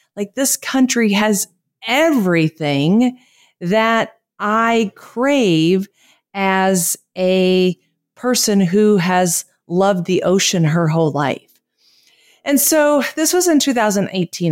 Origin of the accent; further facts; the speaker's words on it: United States; moved away as an adult; now in Costa Rica; I am a American living in a, in Costa Rica